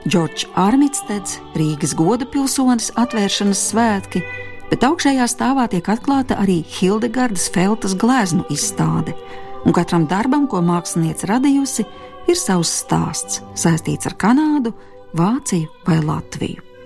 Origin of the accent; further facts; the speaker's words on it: United Kingdom; born there; Es varu justies vairāk kā brits, jo esmu dzimis Lielbritānijā